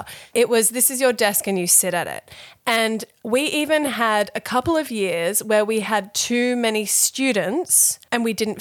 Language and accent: English; Thailand; moved away; I was born in Thailand. I went to a Thai school